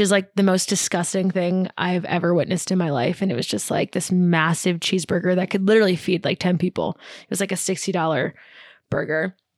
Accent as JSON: {"language": "English", "region": "New York", "country": "United States", "moved": "as an adult", "lives_now": "Lake Tahoe, United States", "said": "so I'm from New York"}